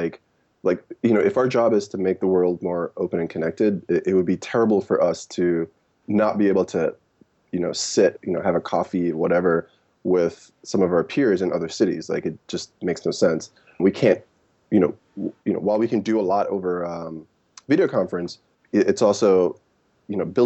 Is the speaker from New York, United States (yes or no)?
yes; New York City, New York, United States; also born or lived in Jamaica; I grew up in New York, like I mentioned. I'm originally from Jamaica, the West Indies. And, you know, in the 90s, I moved to Brooklyn, me and my mom.